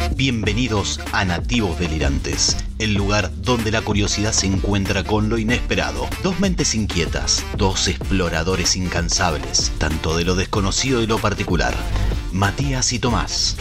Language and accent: Spanish; Argentina